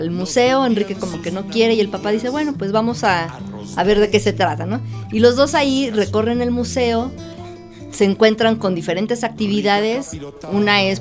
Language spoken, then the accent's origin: Spanish; Mexico City, Mexico; yo soy de la Ciudad de México, estudié como ya contaste economía